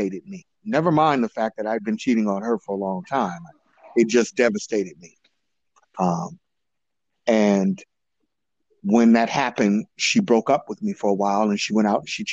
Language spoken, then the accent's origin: English; Oakland, California, United States; I grew up in Oakland, California, mostly in East and West Oakland